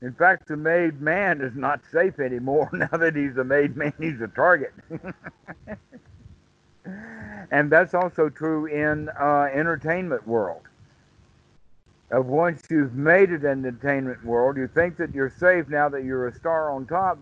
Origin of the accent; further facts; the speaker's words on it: United States; I'm being American